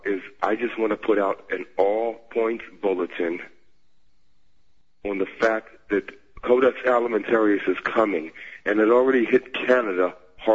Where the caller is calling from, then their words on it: Philadelphia, Pennsylvania, United States; from Philadelphia.